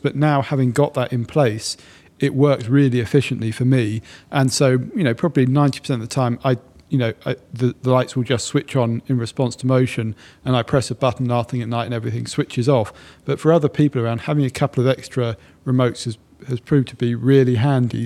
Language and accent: English; Sussex, South East England, United Kingdom; moved away as an adult; now in London, United Kingdom; I was born and bred in Sussex and I'm very proud of it